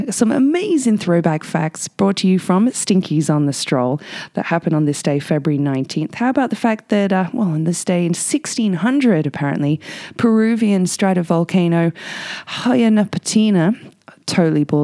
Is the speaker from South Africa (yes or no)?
no; England, United Kingdom; accent: Aussie; And uh, I know I'm English uh, with a bit of an Aussie accent, but this one is a beauty.